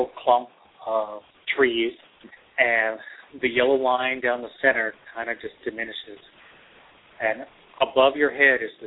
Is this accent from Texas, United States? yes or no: yes; Texas, United States; also born or lived in New York; now in Seattle, United States; I grew up in Texas. I've moved to New York. I was in New York for 15 years, and now I'm on the West Coast in Seattle.